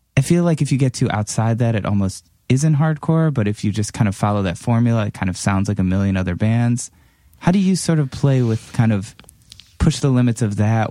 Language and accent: English; Cleveland, Ohio, United States; moved away; growing up in Cleveland